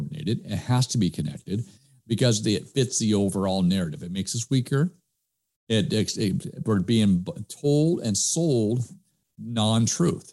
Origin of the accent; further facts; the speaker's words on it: United States; we as American people